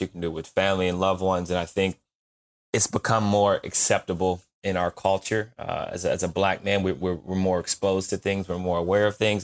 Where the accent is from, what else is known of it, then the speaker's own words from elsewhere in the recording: Canton, Ohio, United States; I grew up in Canton, Ohio